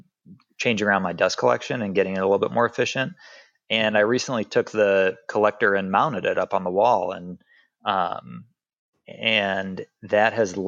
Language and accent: English; Chicago, Illinois, United States; now in Nashville, United States; I grew up in Chicago.